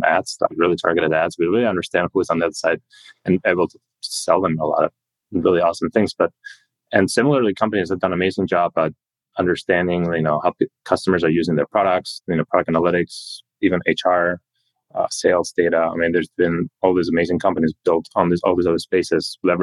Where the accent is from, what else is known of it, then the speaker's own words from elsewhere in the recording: Spain; moved away as an adult; also born or lived in New York / Boston / Switzerland; now in Silicon Valley, United States; I grew up in Europe, in Spain, went to German school, then kind of immigrated to America to go to college